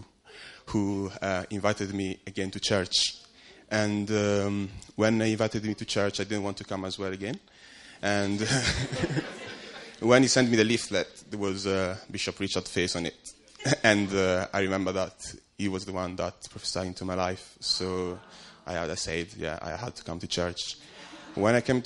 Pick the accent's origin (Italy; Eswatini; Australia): Italy; moved away as an adult; now in London, United Kingdom; I grew up in Italy